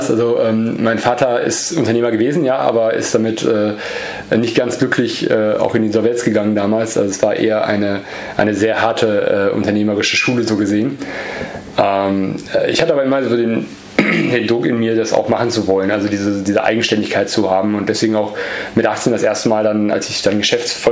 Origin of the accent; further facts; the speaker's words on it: Easter Island, Valparaíso, Chile; born there; geboren, geboren bin ich in Südamerika, in, in äh, auf einer Insel äh, nähe Chile